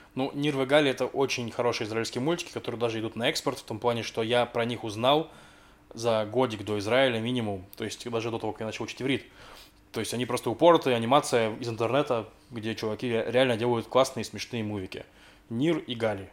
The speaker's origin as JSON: {"language": "Russian", "country": "Russia", "moved": "yes", "said": "я из России"}